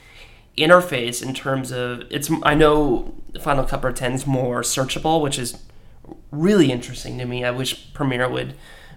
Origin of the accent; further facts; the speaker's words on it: Washington, United States; moved away as an adult; also born or lived in Seattle; now in Los Angeles, United States; my hometown of Washington, I grew up in a smallish agriculture community